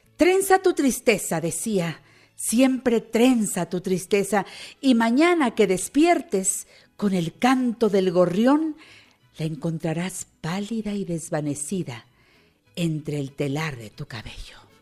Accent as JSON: {"language": "Spanish", "country": "Mexico", "said": "los que somos mexicanos"}